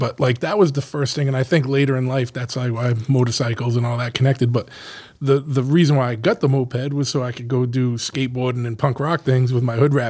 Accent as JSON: {"language": "English", "town": "New Bedford", "region": "Massachusetts", "country": "United States", "tie": "born or raised there", "said": "No. I grew up in New Bedford."}